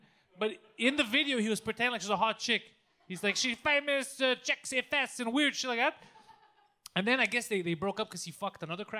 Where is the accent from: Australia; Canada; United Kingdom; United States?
Canada; Quebec; whenever I go to Alberta and people hear I'm from Quebec